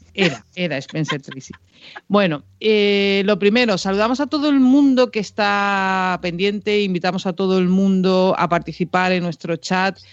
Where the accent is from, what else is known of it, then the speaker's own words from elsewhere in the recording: Canary Islands, Spain; yo soy de Canarias